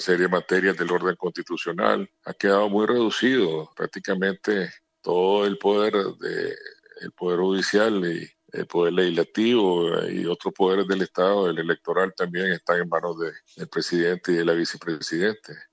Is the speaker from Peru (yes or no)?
no; Nicaragua; en mi país